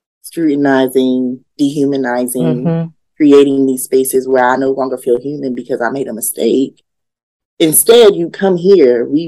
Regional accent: Yonkers, New York, United States; I grew up in Yonkers

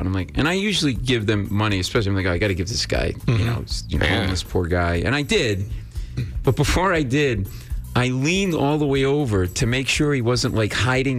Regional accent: Rhode Island, United States; now in New York, United States; Not born and raised in New England, Rhode Island.

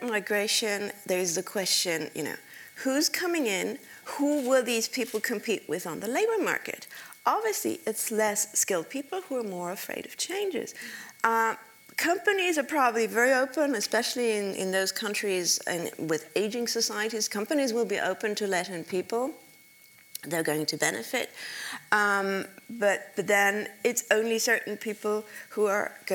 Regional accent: Germany; my home country, which is Germany

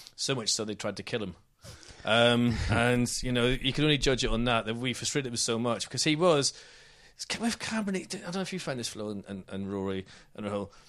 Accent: Northern Ireland, United Kingdom; accent: Northern Irish; I'm the Northern Irish one, so I've got a funny accent, too

